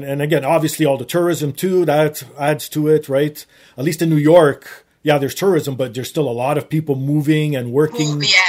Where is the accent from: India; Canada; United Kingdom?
Canada; Toronto, Ontario; I was born and raised in Toronto, so obviously my English will never go away. But slowly but surely, my Portuguese has been going away because the only person I talk to in Portuguese is my dad.